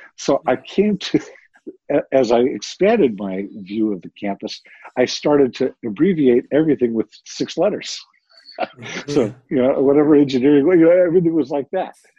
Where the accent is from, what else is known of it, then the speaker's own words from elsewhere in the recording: Santa Ana, California, United States; I grew up locally. I grew up in Santa Ana, California